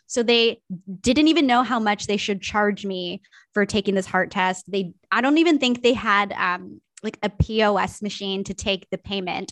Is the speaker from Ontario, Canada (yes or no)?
yes; Niagara, Ontario, Canada; I grew up in Niagara